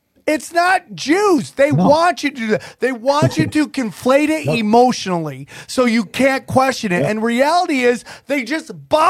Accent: United States; I am an American. I love being American.

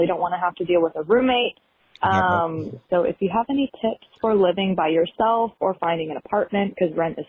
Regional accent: North Carolina, United States; I'm from North Carolina.

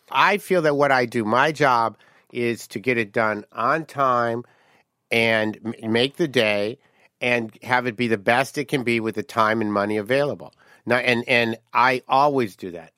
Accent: Detroit, Michigan, United States; moved away; I came from Detroit

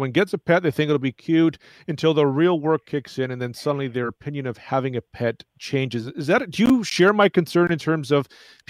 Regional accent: Toronto, Ontario, Canada; growing up in Toronto.

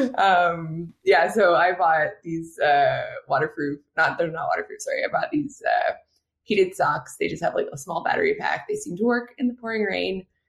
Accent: Quebec, Canada; growing up in Quebec, cross-country skiing

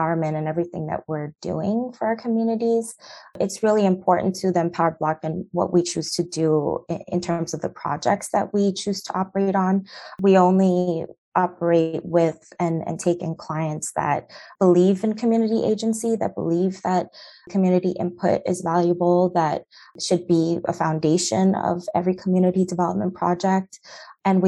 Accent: New York City, New York, United States; also born or lived in Central Harlem, New York; I'm from Brooklyn, New York, which is arguably one of the most gentrified places that that exists on the planet right now

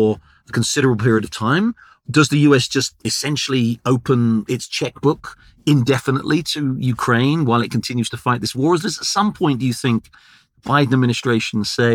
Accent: United Kingdom; accent: British; from our accents, we're both British

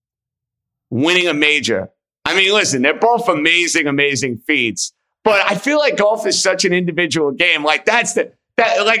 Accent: New York, United States; us New Yorkers are loud

